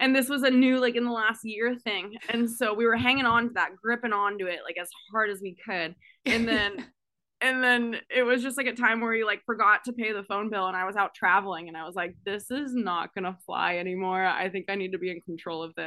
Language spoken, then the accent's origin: English; Danville, California, United States; moved away; also born or lived in San Ramon, California / Ashland, Oregon; I no longer feel attached to Danville, California or San Ramon, California